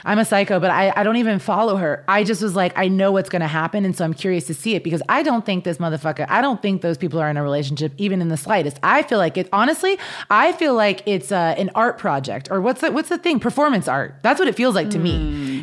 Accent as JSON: {"language": "English", "region": "Kansas", "country": "United States", "tie": "born or raised there", "moved": "yes", "said": "I grew up in Kansas"}